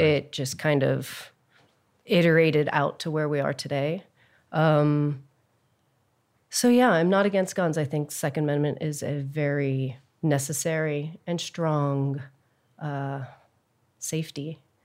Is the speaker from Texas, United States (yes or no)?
yes; Texas, United States; moved away; also born or lived in New York; I'm from Texas